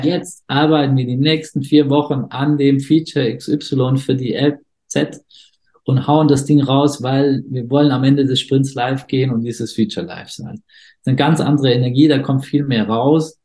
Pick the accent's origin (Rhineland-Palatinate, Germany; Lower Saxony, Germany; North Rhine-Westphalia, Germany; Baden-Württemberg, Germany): Baden-Württemberg, Germany; foot of the Swabian Jura; Ich bin im Süddeutschland geboren, am Fuße der Schwäbischen Alb